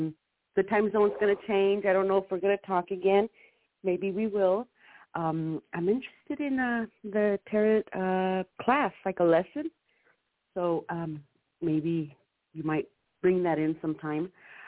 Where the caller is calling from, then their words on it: California, United States; I'm calling from California.